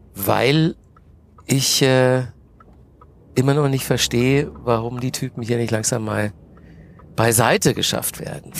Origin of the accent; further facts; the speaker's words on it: Manching, Bavaria, Germany; moved away as an adult; also born or lived in Nuremberg / Cologne / Munich; now in Berlin, Germany; Groß geworden bin ich in, in der Nähe von Ingolstadt. Das ist ein kleines Dorf, das heißt Manching, so zehn Kilometer von Ingolstadt entfernt. Und da habe ich bis zum Abi gewohnt